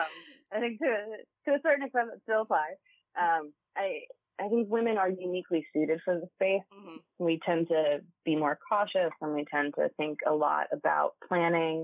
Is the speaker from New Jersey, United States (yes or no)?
yes; New Jersey, United States; my home state